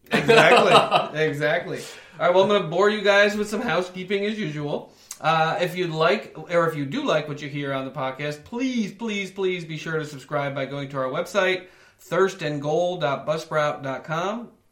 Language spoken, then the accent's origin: English; New York, United States; I grew up in New York